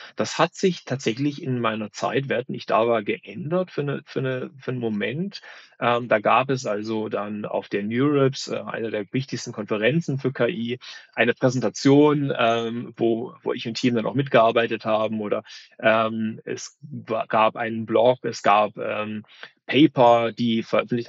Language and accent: German; North Hesse, Germany; born or raised there; also born or lived in Berlin